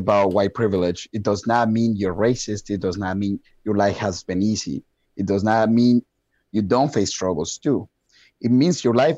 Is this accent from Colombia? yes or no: yes; Colombia; English is a second language; now in Wisconsin, United States; I have a very thick accent and I'm from Colombia